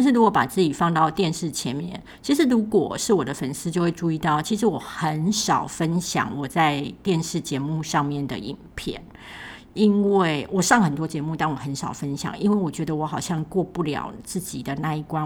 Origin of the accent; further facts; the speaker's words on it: Kaohsiung, Taiwan; moved away; 我是高雄人，所以有一天我可能会回高雄